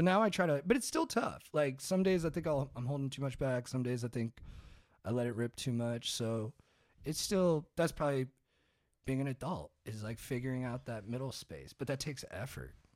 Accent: Orange County, California, United States; I grew up in Orange County

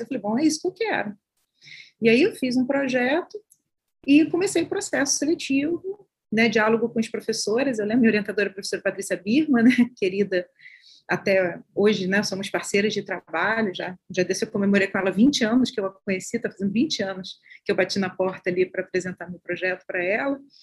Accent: Baixada Fluminense, Rio de Janeiro, Brazil; eu sou da Baixada Fluminense do Rio de Janeiro

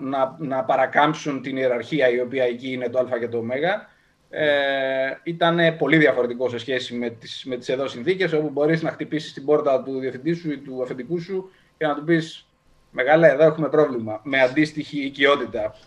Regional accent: Larissa, Thessaly, Greece; moved away as an adult; Ξεκίνησα λοιπόν από τη Λάρισα πριν από περίπου 36 χρόνια.

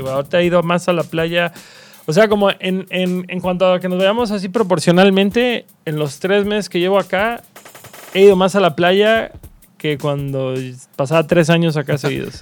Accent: Cancún, Quintana Roo, Mexico; moved away as an adult; also born or lived in Mérida / Mexico City; Soy nacido en Mérida, registrado en Cancún

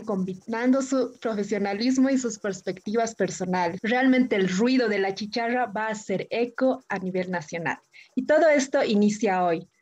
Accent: Oruro, Bolivia; soy de la capital del folclore, mi querido Oruro

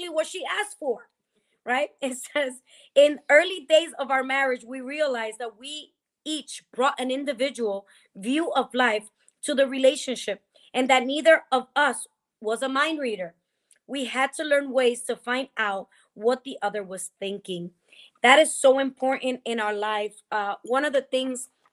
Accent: New Jersey, United States; I'm Dominican or I'm from Jersey

